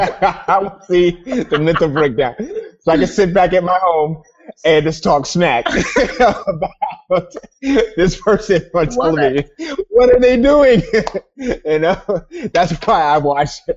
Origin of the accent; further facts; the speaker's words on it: New York City, New York, United States; I'm from Harlem